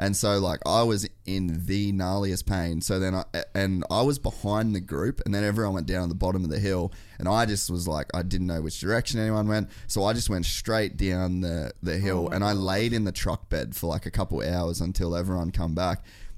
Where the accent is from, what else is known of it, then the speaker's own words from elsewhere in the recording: Cairns, Queensland, Australia; now in United States; I'd never even seen snow until I moved to America. {S2} Wow. {S1} I grew up in Cairns.